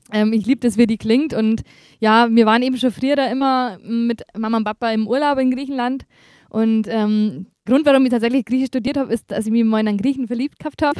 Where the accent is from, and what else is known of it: Bavaria, Germany; accent: Bavarian